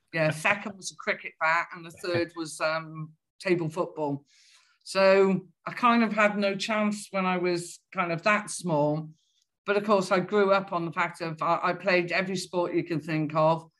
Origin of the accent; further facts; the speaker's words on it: Welsh, Wales, United Kingdom; being Welsh